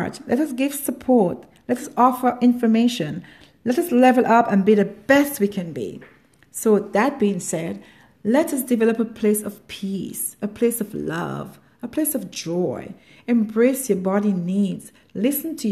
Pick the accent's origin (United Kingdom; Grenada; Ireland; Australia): Grenada; I come from Grenada, a small island in the Caribbean, also known as the Island of Spies